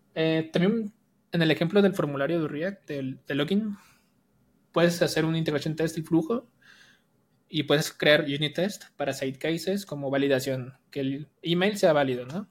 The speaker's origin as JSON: {"language": "Spanish", "region": "Jalisco", "country": "Mexico", "tie": "born or raised there", "also_born_or_lived": "Colima, Mexico", "lives_now": "Guadalajara, Mexico", "said": "Yo nací en Jalisco, pero me fui a vivir a Colima. Entonces estaba en Colima"}